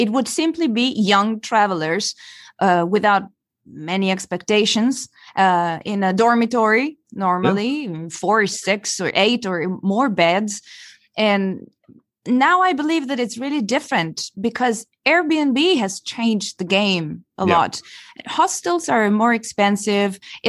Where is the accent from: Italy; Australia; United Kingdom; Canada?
Italy; also born or lived in Belgium; I'm originally from Italy, by the way.